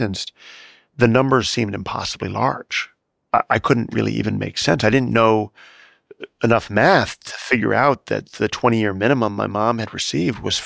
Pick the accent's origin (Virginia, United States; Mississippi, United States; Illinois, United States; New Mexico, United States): Illinois, United States; Chicago; the house I grew up in Chicago